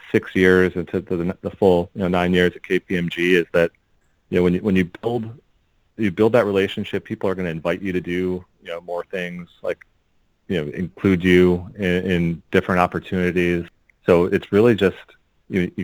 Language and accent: English; Park Ridge, Illinois, United States; we grew up in Park Ridge, a northwest suburb of Chicago